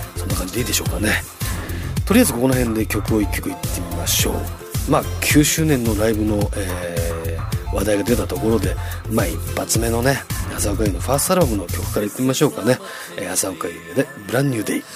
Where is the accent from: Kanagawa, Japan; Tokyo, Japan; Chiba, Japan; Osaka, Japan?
Tokyo, Japan; Chofu; 僕の地元調布なんですけども